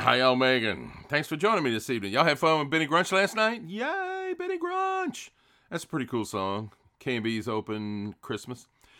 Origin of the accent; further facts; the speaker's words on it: South Louisiana, United States; also born or lived in New York; Oh, we're from South Louisiana.